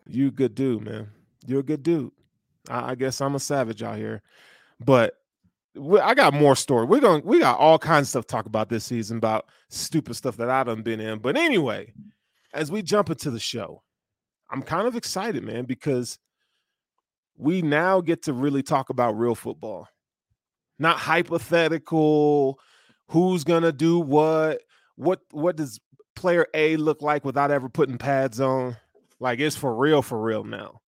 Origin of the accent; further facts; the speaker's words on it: the South, United States; I'm from the South